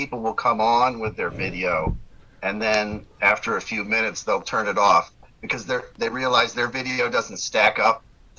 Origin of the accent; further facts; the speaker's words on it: Naples, Florida, United States; now in San Diego, United States; Yeah, I grew up in Naples, yep. Florida.